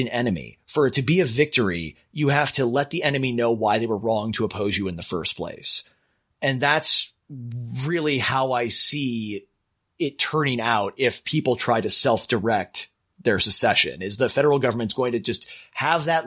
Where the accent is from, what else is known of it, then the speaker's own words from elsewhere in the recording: Minnesota, United States; now in California, United States; my home state of Minnesota, Minneapolis is this little tiny blue island in the midst of red